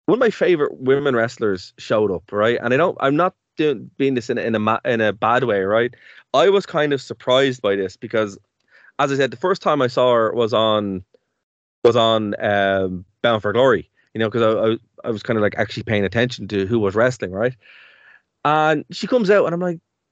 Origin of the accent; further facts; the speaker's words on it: Ireland; we're Irish